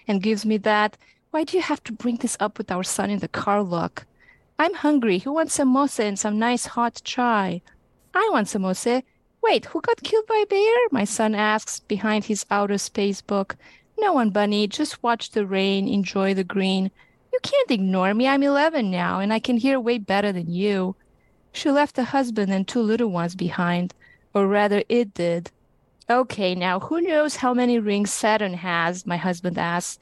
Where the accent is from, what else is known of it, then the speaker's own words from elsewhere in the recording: Romania; now in Temecula, United States; I'm originally from Romania.